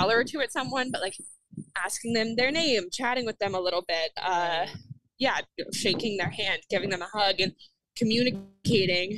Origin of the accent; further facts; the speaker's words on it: Massachusetts, United States; also born or lived in Ohio / New York; I grew up in Massachusetts